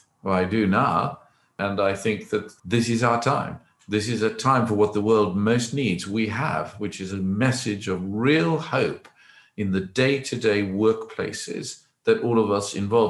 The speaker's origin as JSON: {"language": "English", "country": "South Africa", "tie": "born or raised there", "moved": "as an adult", "lives_now": "England, United Kingdom"}